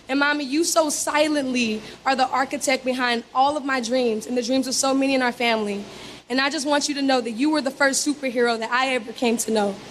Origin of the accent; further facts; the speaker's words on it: Los Angeles, California, United States; moved away; I'm from Los Angeles, California.